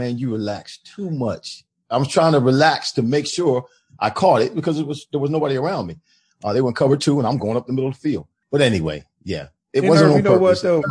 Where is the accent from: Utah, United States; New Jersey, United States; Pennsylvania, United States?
New Jersey, United States; moved away as an adult; also born or lived in Florida; back home where I'm from